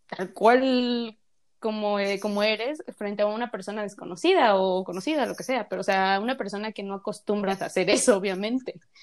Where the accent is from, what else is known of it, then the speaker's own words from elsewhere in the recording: Mexico; accent: Mexican; nuestro país, que pues somos mexicanas por si no nos han escuchado el acento